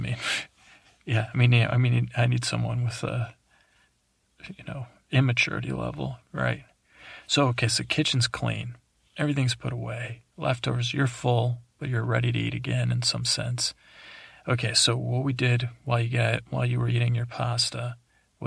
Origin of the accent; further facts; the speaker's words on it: East Coast, United States; I grew up on the East Coast